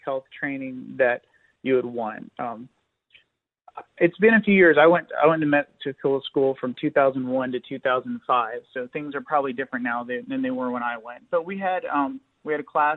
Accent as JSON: {"language": "English", "region": "Tennessee", "country": "United States", "said": "I'm from Tennessee"}